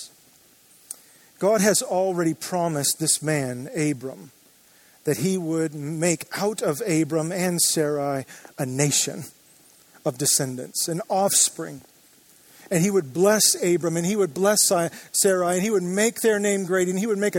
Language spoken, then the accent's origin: English; Joshua Tree, California, United States; now in Orange County, United States; I grew up in the Joshua Tree area